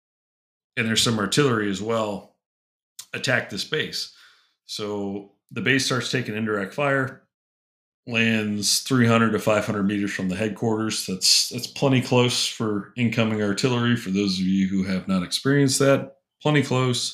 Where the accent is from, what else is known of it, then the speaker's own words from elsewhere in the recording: United States; I am American. I am not Canadian